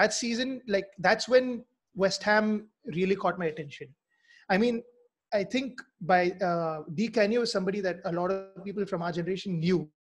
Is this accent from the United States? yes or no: no; Mizoram, India; I'm from Mizoram, by the way. So I'm, like you said earlier, I'm from the Northeast.